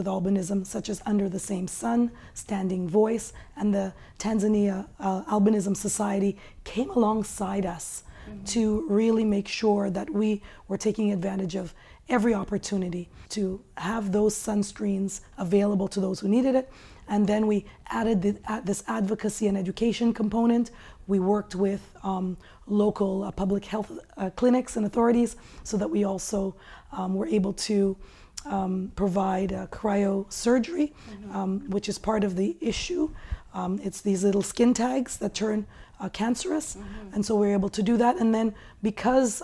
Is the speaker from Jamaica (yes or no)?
no; Canada; I grew up here in Canada, and as a woman of color